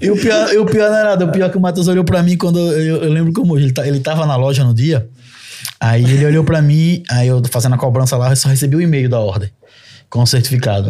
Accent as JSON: {"language": "Portuguese", "country": "Brazil", "moved": "as an adult", "lives_now": "Portugal", "said": "eu saí do Brasil no meu melhor momento profissional"}